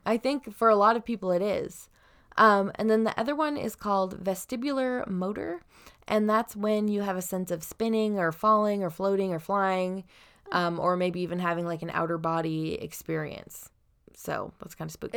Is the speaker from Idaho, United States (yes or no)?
yes; Southern Idaho, United States; now in Washington, United States; we're from Southern Idaho at first